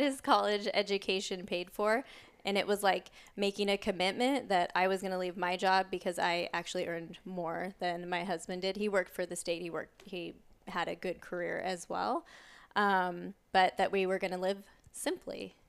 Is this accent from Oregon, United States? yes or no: yes; Oregon, United States; I grew up in Oregon, a town about an hour south of Portland